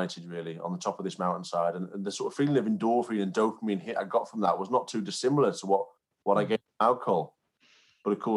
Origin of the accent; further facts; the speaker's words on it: Cumbria, North West England, United Kingdom; also born or lived in York; I grew up in Cumbria, so quite a rural area, and very close to the Lake District.